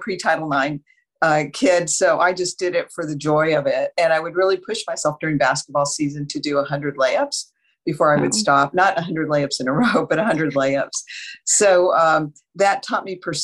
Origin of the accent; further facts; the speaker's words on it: Las Cruces, New Mexico, United States; also born or lived in Ellsworth Air Force Base, South Dakota; they returned to Las Cruces, New Mexico. So I grew up in the beautiful desert Southwest.